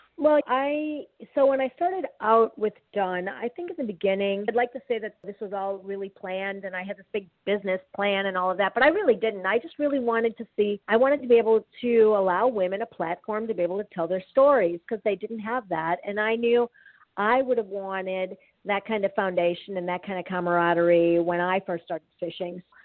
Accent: Wisconsin, United States; moved away; also born or lived in Chicagoland area / Ann Arbor; I grew up in Wisconsin

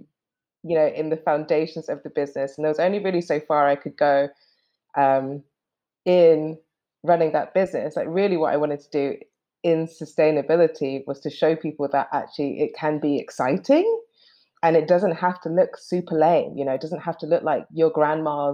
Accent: London, United Kingdom; moved away as an adult; So before, we were in London and I was born in London. I've been in London for a long time

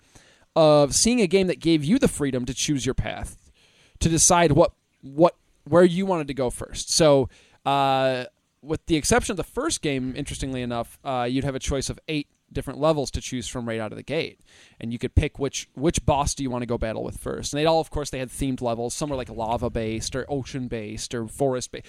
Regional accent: United States; us American folk

